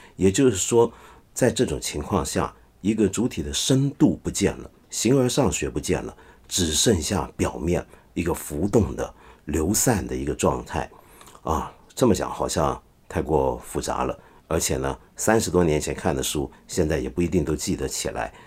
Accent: China; 我们中国人常说

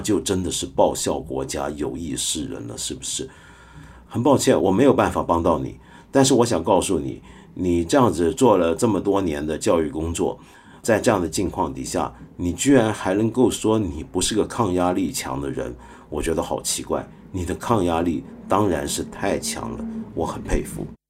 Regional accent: Northeast China, China; 我们东北人讲的跳大神

